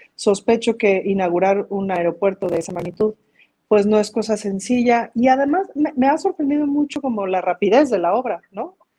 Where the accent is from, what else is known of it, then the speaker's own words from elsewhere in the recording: Mexico; como mexicanos